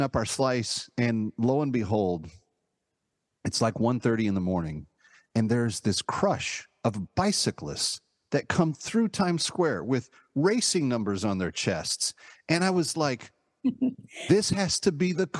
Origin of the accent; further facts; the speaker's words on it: Dallas, Texas, United States; now in New York, United States; growing up in the Dallas-Fort Worth area when I was a kid